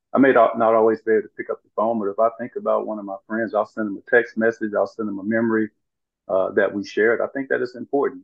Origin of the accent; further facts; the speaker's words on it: Brinkley, Arkansas, United States; growing up in where I grew up in Arkansas